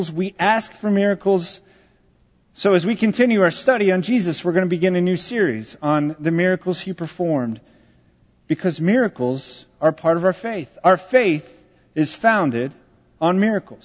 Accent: Texas, United States; I am from Texas

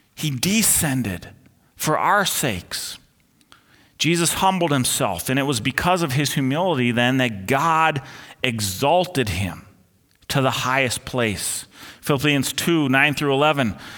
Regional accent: Twin Cities, Minnesota, United States; the ones I grew up under here in the Twin Cities

